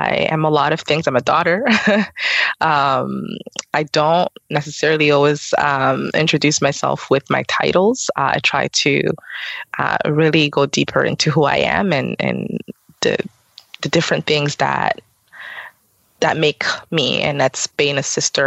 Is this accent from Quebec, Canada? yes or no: no; London, Ontario, Canada; also born or lived in Burundi; So I was born in Burundi. I grew up in Canada, here in London, Ontario.